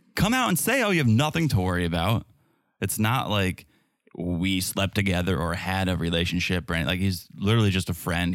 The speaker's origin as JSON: {"language": "English", "country": "United States", "said": "I'm from America."}